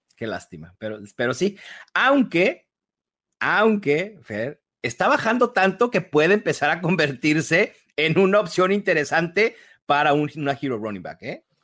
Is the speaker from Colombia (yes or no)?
no; Mexico; aquí en México